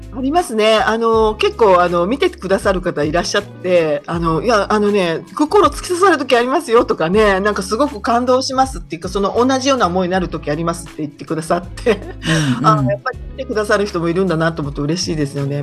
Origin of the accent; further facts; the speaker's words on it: Maniwa, Okayama, Japan; moved away as an adult; also born or lived in Shizuoka; now in Hamamatsu, Japan; 岡山県真庭市っていう、まあ、ちょっと山間部ですけれども、そちらで、うん、えっ、と、生まれ育って、高校生まではそこにいまして